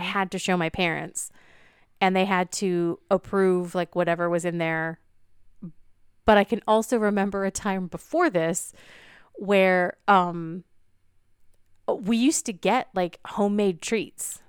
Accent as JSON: {"language": "English", "region": "California", "country": "United States", "tie": "born or raised there", "said": "I grew up in California"}